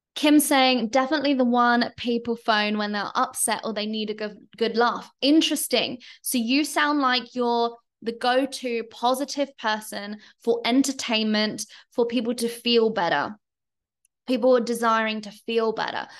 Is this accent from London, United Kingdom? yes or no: yes; London, United Kingdom; moved away as an adult; now in Bali, Indonesia; I'm British, I'm Londoner